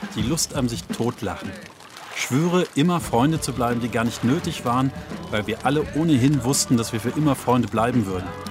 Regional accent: a village in southern Germany, Germany; moved away; also born or lived in Berlin; Ein Haufen junger Männer auf einem Dorf in Süddeutschland

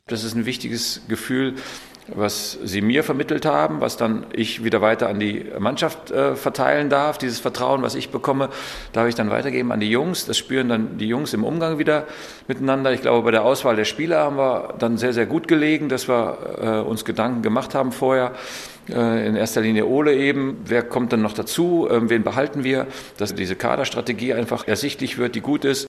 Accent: Elversberg, Saarland, Germany; in meinem Heimatort

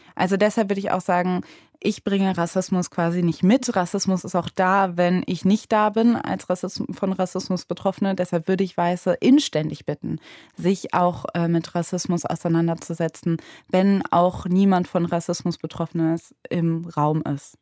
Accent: Cologne, North Rhine-Westphalia, Germany; ich bin ja in Köln aufgewachsen

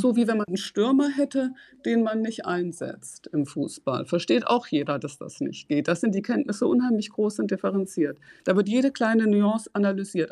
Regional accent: Ruhr area, North Rhine-Westphalia, Germany; moved away; Ich komme aus dem Ruhrgebiet, ich bin in eine gemischte Schule gegangen

